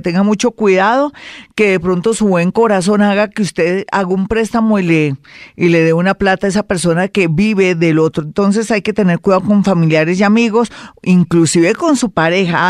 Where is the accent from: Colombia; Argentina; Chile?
Colombia; somos colombianos